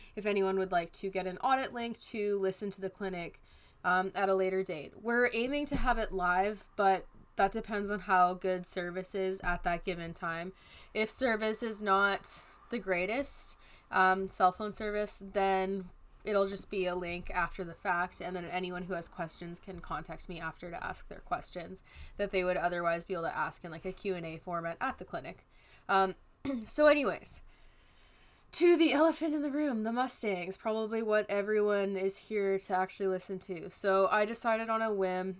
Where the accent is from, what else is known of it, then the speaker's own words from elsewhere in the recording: British Columbia, Canada; as a Canadian